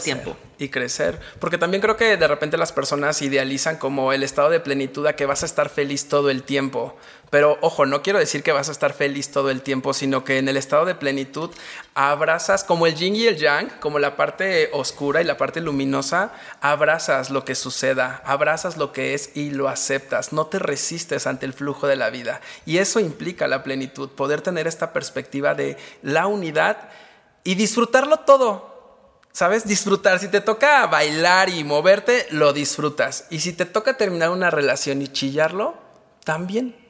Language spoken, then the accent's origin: Spanish; Mexico; como mexicanos